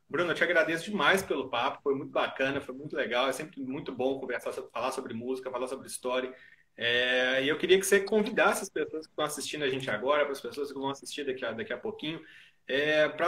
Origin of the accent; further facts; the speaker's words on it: Minas Gerais, Brazil; Obrigado pela parte do toque, já que eu sou mineiro.